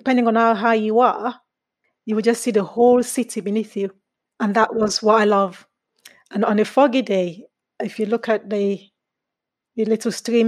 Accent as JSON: {"language": "English", "country": "Sierra Leone", "also_born_or_lived": "England", "moved": "yes", "lives_now": "United Kingdom", "said": "I'm originally from Sierra Leone"}